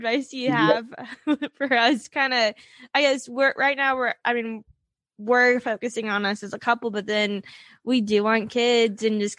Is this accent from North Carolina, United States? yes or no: yes; Winston-Salem, North Carolina, United States; I grew up in Winston.